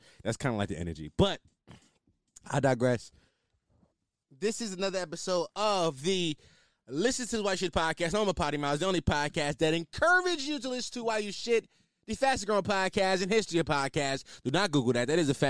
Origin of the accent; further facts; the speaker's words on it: Philadelphia, Pennsylvania, United States; I'm from Philly. And, like, I knew, like, the city was pretty violent. Like, when people ask about Philly, I say it's a war zone because it's 100% a war zone.